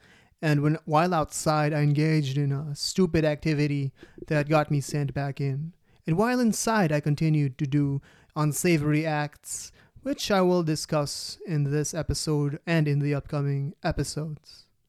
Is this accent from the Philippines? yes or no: yes; Philippines; also born or lived in Dubai; And I moved to a new country, my home country, Philippines, from Dubai.